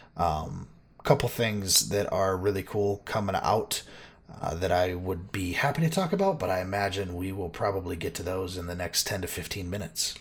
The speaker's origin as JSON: {"language": "English", "region": "Minnesota", "country": "United States", "said": "Me being a Minnesota boy"}